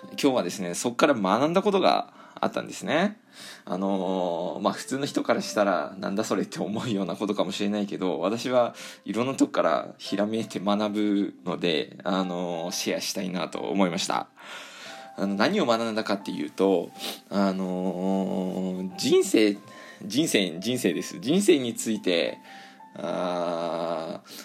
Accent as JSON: {"language": "Japanese", "region": "Hokkaido", "country": "Japan", "tie": "born or raised there", "said": "私の地元ねあの北海道なんですけど"}